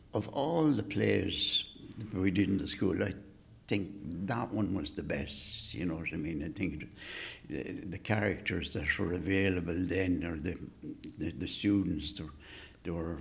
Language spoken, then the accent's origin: English; Carrick-on-Shannon, Connacht, Ireland; growing up in Carrick, I mean, you knew everybody.